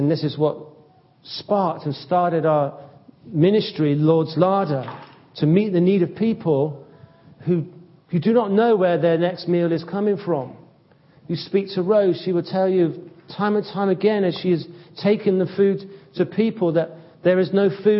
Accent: United Kingdom; Perhaps something of the fact that I'm a Brit.

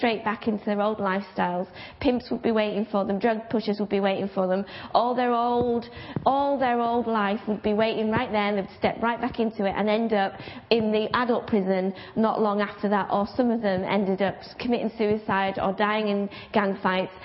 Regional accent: Bradford, Yorkshire and the Humber, United Kingdom; I'm from Bradford

